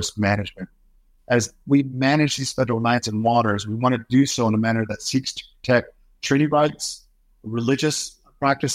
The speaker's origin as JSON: {"language": "English", "area": "Umatilla Indian Reservation", "region": "Oregon", "country": "United States", "tie": "born or raised there", "said": "growing up on the Umatilla Indian Reservation"}